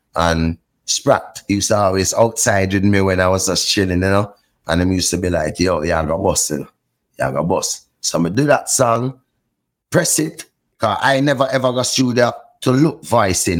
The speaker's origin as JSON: {"language": "English", "town": "Port Antonio", "region": "Portland", "country": "Jamaica", "tie": "born or raised there", "also_born_or_lived": "Kingston, Jamaica", "said": "I grew up in Port Antonio, Jamaica, and then in Kingston, Jamaica for the older years of my life."}